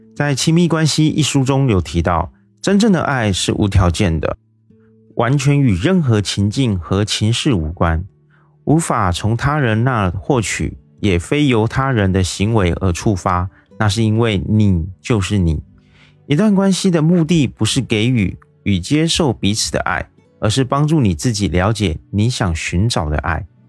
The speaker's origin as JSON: {"language": "Chinese", "country": "Taiwan", "said": "我是一位来自台湾的一位小哥哥"}